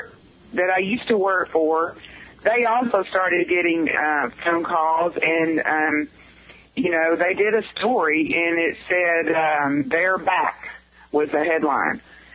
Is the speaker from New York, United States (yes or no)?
no; Stephenville, Texas, United States; born there; I was born in the Stephenville Hospital.